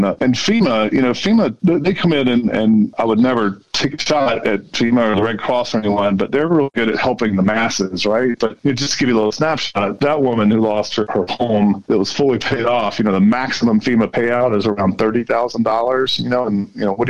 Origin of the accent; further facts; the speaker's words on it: Colorado, United States; hi, I'm a father from Colorado.